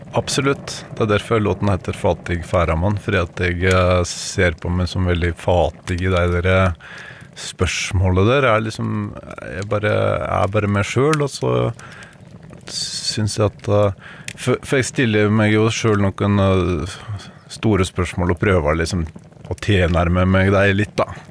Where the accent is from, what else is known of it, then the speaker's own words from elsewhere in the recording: Vinje, Telemark, Norway; jeg har faktisk vokst opp i Venje i Telemark